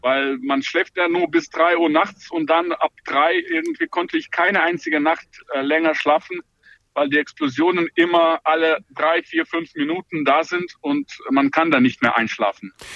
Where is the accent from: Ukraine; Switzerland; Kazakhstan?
Ukraine; ich als Ukrainer